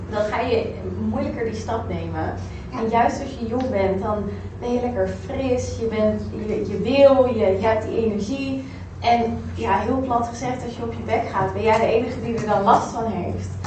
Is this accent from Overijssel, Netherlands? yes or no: no; Rotterdam, South Holland, Netherlands; also born or lived in Amsterdam; Amsterdam dus eigenlijk terug naar, naar Rotterdam. Daar heel kort gewoond. En ik ben echt een Rotterdammer